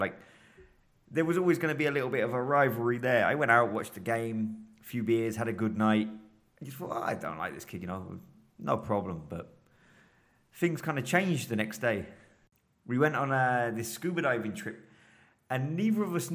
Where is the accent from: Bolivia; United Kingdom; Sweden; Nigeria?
United Kingdom; Bognor Regis, South East England; moved away as an adult; now in Brazil; I'm from Bognor Regis in England.